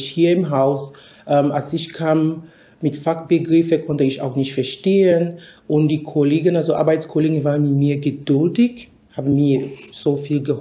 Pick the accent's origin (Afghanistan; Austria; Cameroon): Cameroon; moved away as an adult; also born or lived in United States; now in Germany; ich komme ursprünglich aus Kamerun, da bin ich geboren. Ich habe meine Ausbildung in Kamerun abgeschlossen, habe ich auch ein Studium abs äh, absolviert in Kamerun. Dann bin ich nach Amerika äh, gegangen